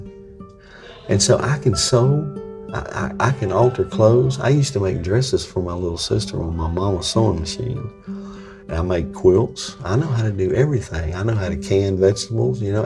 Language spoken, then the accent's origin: English; Franklin County, Virginia, United States; also born or lived in Pampa, Texas; now in Texas, United States; I'm from Virginia, okay? I was born in the foothills of the Blue Ridge Mountains in Franklin County, Virginia